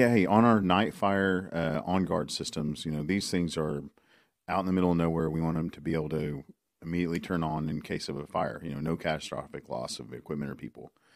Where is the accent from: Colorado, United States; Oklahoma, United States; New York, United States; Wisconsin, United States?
Oklahoma, United States; I'm from Oklahoma